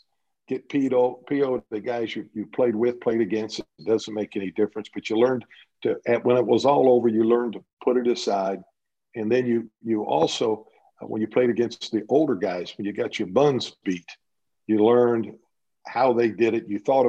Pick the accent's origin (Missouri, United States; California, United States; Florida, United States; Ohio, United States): Ohio, United States; Dayton; growing up in Dayton, Ohio, I grew up in the blue collar neighborhood, and we grew up riding our bikes to the playground